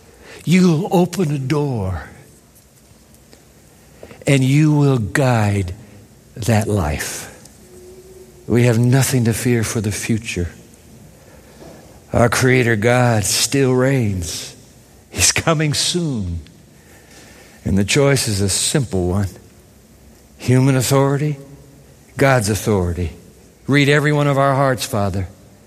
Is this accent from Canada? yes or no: no; Japan; I grew up in Japan. And I used to go to school every day on the trains of Japan.